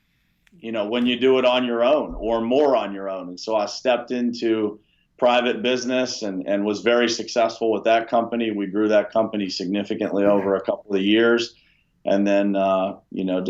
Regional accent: Uniontown, Pennsylvania, United States; born and raised in Uniontown, Pennsylvania. So Southwest PA, small town, you know, south of Pittsburgh

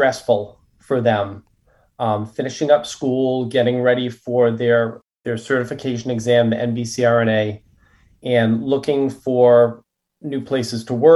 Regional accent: Rhode Island, United States; also born or lived in Connecticut; grew up in Rhode Island, lived in Connecticut for 11 years.

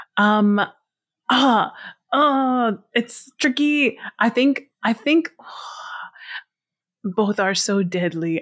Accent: Pittsburgh, Pennsylvania, United States; I grew up in Pittsburgh, Pennsylvania, and I lived in the city of Pittsburgh on the south side for the first ten years of my life, and then moved to a rural area.

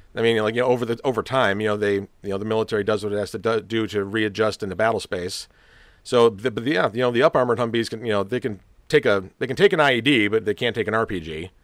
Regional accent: Rochester, New York, United States; moved away; I'd actually grown up in Rochester

